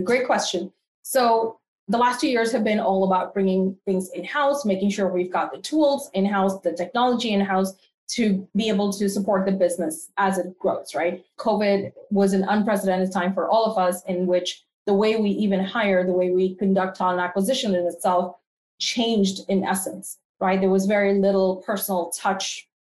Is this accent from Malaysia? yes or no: no; Canada; now in United States; I am part Canadian and part American. So I like to say I'm a complete North American, if you will. So I spent a good part of my life in Canada and then transitioned here back to the US quite a few years ago.